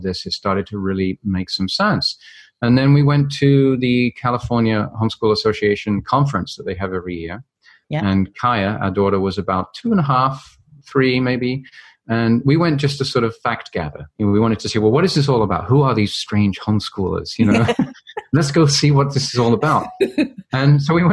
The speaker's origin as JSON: {"language": "English", "region": "London", "country": "United Kingdom", "tie": "born or raised there", "said": "I grew up in London, England, and went to a very traditional"}